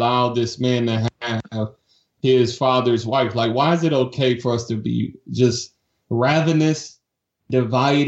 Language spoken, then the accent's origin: English; Detroit, Michigan, United States; moved away as an adult; also born or lived in Savannah, Georgia; I grew up in Detroit, Michigan